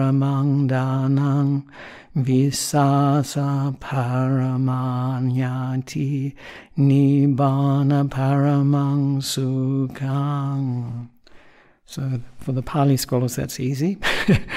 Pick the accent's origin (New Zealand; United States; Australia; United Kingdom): Australia; also born or lived in Sri Lanka; I'm an Australian monk